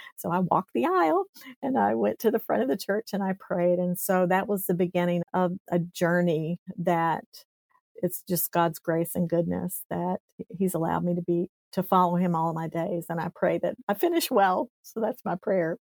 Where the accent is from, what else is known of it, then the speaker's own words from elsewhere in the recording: East Tennessee, United States; I grew up in East Tennessee. So I tell people I'm a hillbilly. I came from the hills of East Tennessee in a little tiny town.